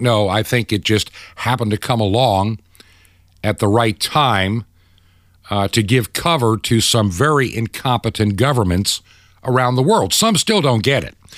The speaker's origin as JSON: {"language": "English", "country": "United States", "said": "as an American"}